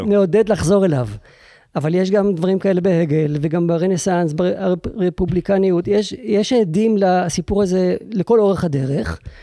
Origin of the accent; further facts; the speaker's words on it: Israel; אני יהודי ישראלי